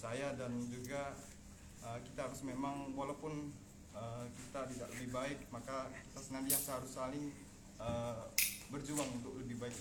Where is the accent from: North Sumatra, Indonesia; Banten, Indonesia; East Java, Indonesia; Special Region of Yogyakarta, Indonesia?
East Java, Indonesia; Gresik; asal saya dari Gresik.